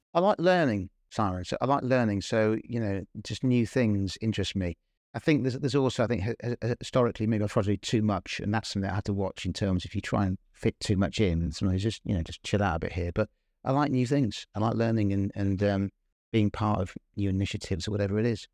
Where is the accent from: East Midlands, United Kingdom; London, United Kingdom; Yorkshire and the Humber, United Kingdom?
East Midlands, United Kingdom; Northampton; I was born and brought up in Northampton